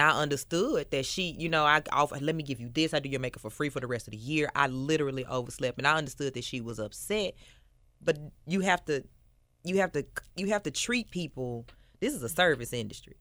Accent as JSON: {"language": "English", "town": "Memphis", "region": "Tennessee", "country": "United States", "tie": "born or raised there", "said": "I am born and raised in Memphis, Tennessee. I grew up in Westwood"}